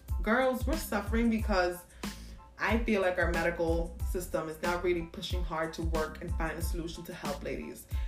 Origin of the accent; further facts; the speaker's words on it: New York, United States; I'm from New York